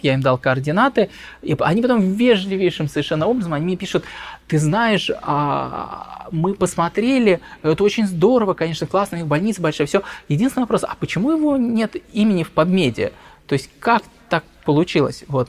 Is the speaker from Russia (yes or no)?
yes; Russia; moved away; also born or lived in London; я из России